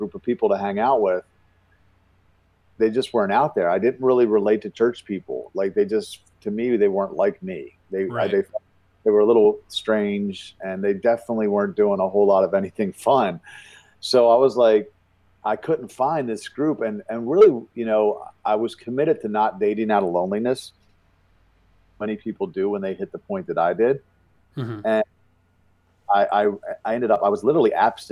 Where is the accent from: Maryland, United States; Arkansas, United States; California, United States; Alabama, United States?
Maryland, United States; Baltimore; I was once the biggest nightclub promoter and male stripper in my hometown of Baltimore, Maryland